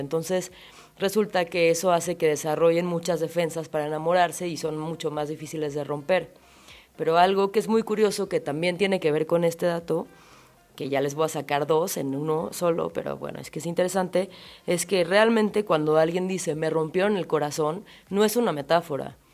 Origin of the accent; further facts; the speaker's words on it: Chilanga, Mexico City, Mexico; psicóloga chilanga